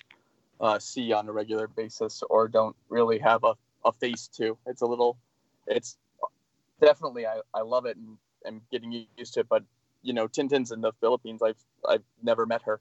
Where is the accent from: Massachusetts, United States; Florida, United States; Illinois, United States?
Massachusetts, United States; moved away as an adult; also born or lived in Boston / Bay Area; now in San Francisco Bay Area, United States; I grew up in Massachusetts